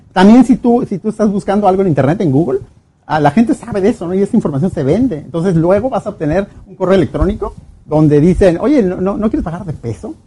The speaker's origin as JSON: {"language": "Spanish", "country": "Mexico", "said": "regresé a México"}